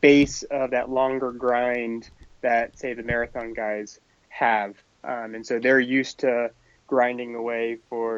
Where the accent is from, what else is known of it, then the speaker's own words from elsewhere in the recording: Maine, United States; I grew up in Maine, and I always, from a very little age, would go cross country skiing in our backyard